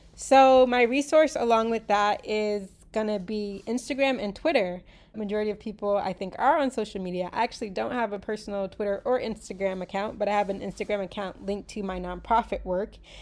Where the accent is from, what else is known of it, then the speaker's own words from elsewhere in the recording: United States; I was born in the United States